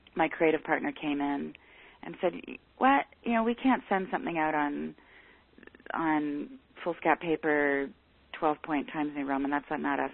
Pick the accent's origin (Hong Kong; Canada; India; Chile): Canada; I'm Canadian